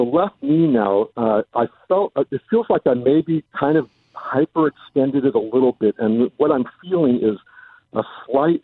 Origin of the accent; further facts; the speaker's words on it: Los Angeles, California, United States; also born or lived in Alhambra; I was born in Los Angeles and lived in Southern California my whole life